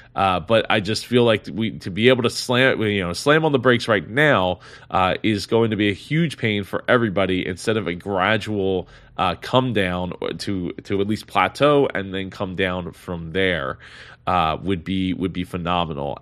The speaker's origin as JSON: {"language": "English", "region": "New Jersey", "country": "United States", "said": "in neighboring New Jersey, my, my, uh, my home state here"}